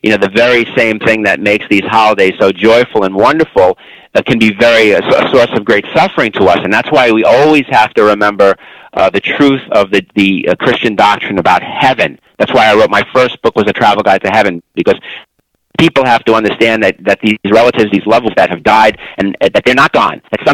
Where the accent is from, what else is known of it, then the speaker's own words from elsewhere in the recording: New York City, New York, United States; I'm from Brooklyn, New York